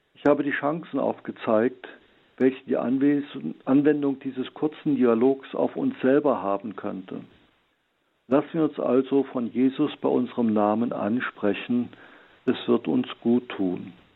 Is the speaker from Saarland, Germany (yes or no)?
no; Heilbad Heiligenstadt, Thuringia, Germany; meiner Heimatstadt Heiligenstadt im Eichsfeld